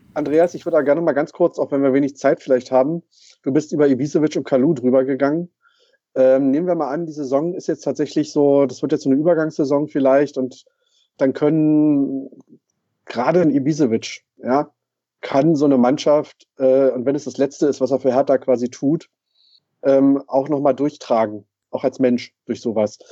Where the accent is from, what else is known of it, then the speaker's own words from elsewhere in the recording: Brandenburg, Germany; als geborener Brandenburger.